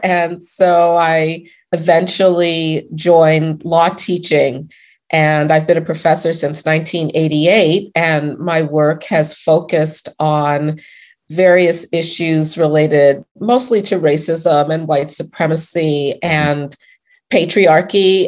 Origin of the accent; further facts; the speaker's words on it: Chicago, Illinois, United States; I grew up in Hyde Park in Chicago in the 1960s